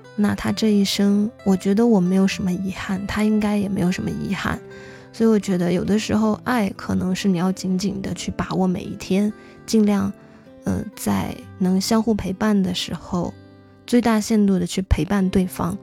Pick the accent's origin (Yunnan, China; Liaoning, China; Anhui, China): Yunnan, China; Xishuangbanna; moved away; 从小在那个地方长大的话，就是一个特别野生的一个状态吧